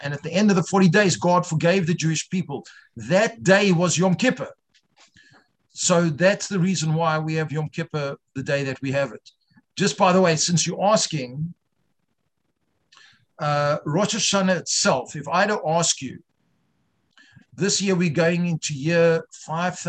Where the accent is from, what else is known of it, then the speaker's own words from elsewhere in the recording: South Africa; moved away; I grew up Reform in South Africa